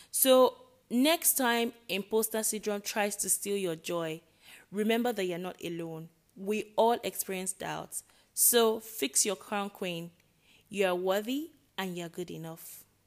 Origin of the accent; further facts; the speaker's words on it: Nigeria; I am Nigerian